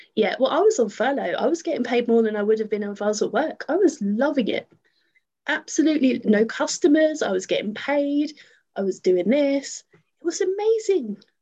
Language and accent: English; Luton, East of England, United Kingdom; I'm from Luton.